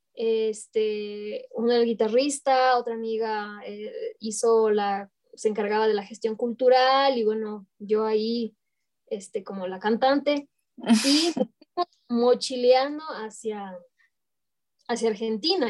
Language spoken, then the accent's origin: Spanish; Ecuador; moved away as an adult; also born or lived in Mexico / Europe; me empuja de nuevo hacia Ecuador. Mm. Dije, no, yo para estar viviendo así, me regreso a mi chosita me regreso a mi tierra.